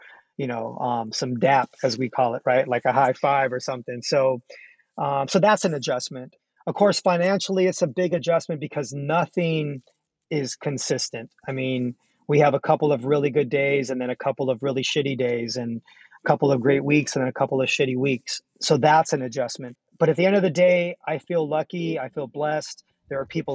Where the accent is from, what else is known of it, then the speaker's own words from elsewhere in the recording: San Jose, California, United States; I grew up in San Jose in an exclusive Mexican community